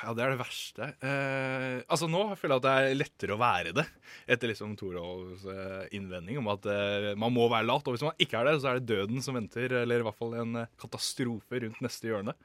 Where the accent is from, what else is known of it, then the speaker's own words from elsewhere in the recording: Moss, Østfold, Norway; jeg er jo fra Moss